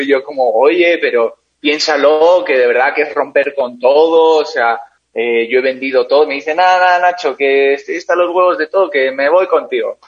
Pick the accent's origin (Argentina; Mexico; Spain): Spain; San Sebastián, Basque Country; also born or lived in Caracas, Venezuela; nací en Caracas, eh, viví en Caracas hasta los nueve años y a los nueve años me fui a, San Sebastián, al País Vasco, en España